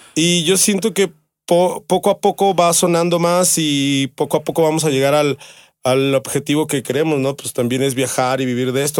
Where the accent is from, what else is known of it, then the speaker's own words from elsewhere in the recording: Mexico; yo soy de la Miravalle. Mi jefa es ahí. Ahí nacimos en la Miravalle